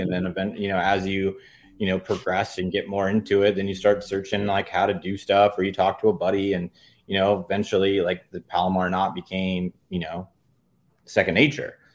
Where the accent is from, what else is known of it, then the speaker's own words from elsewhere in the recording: San Diego County, California, United States; I grew up in San Diego County my whole life